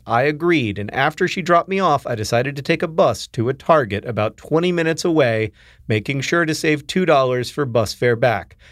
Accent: the South, United States; growing up in the South

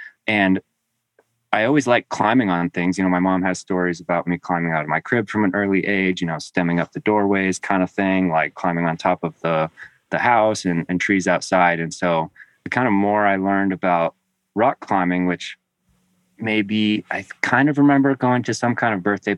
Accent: New England, United States; also born or lived in Tennessee / Connecticut / Vermont / Maine; I was born in Tennessee, but you know, before my first birthday, I think we moved to New England, and we lived in Connecticut, Vermont, and Maine, and always in small towns

